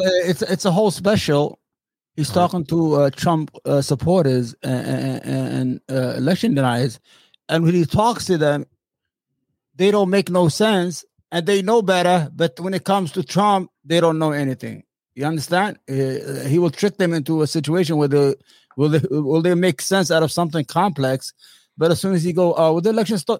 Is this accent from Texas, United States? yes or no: no; New York City, New York, United States; I'm from Brooklyn.